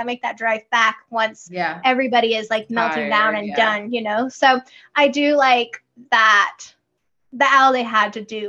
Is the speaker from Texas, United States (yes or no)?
yes; Texas, United States; moved away as an adult; also born or lived in North Carolina / Colorado; I come from Texas and I don't feel like it is humid there, but it's like 30, you know, maybe 40%.